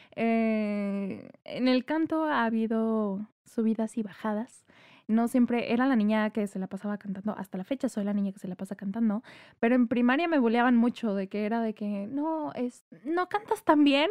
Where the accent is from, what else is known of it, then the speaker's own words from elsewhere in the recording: Tampico, Tamaulipas, Mexico; moved away as an adult; also born or lived in Querétaro; now in Monterrey, Mexico; Yo nací en la ciudad de Monterrey. Mi familia materna es de, de acá de Monterrey. Sin embargo, yo crecí en Tampico, Tamaulipas